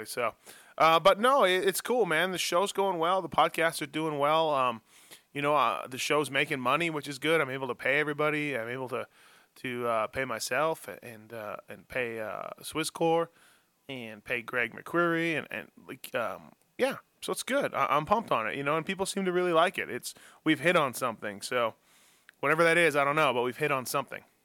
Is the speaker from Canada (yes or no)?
yes; Canada; moved away as an adult; also born or lived in Newport Beach, California